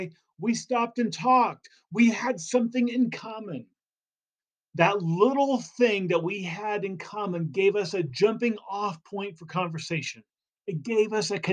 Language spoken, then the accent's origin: English; California, United States; I'm from California, but I live in the mountains